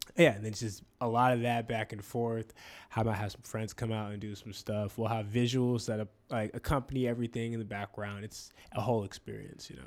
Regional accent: Spanaway, Washington, United States; growing up in Spanaway

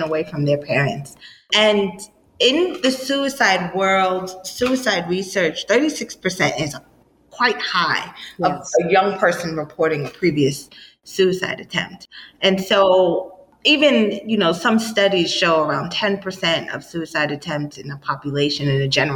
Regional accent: New York City, New York, United States; I grew up in New York City.

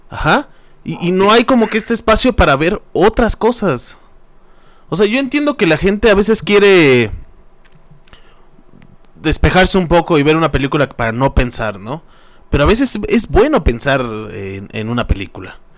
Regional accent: State of Mexico, Mexico; nosotros que somos del Estado de México

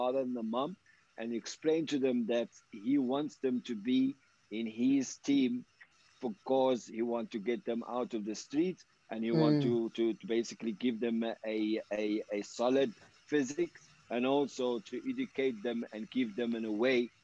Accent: Casablanca, Casablanca-Settat, Morocco; moved away as an adult; now in South Africa; as I grown in Morocco, I had the privilege to go to the best schools in Morocco.

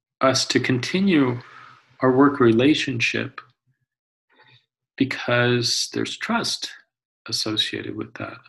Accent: Omaha, Nebraska, United States; now in Syracuse, United States; I grew up in Omaha, Nebraska, but still my adopted home.

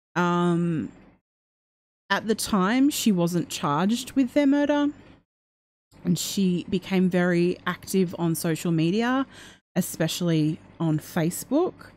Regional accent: Australia; I'm Australian

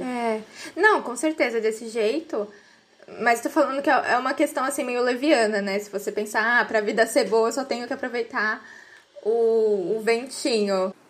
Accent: Brazil; eu sou brasileira

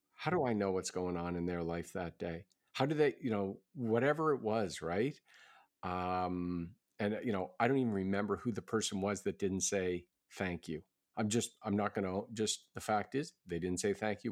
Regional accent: Halifax, Nova Scotia, Canada; that's my hometown

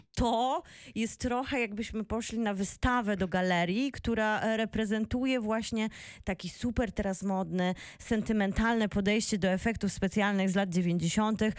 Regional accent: Bielsko-Biała, Silesian Voivodeship, Poland; moved away; also born or lived in Wrocław; u mnie w Bielsku

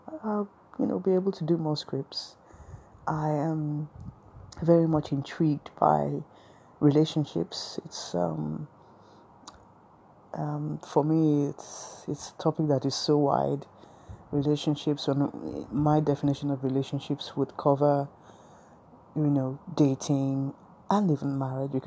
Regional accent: Nigeria; I'm a Nigerian woman.

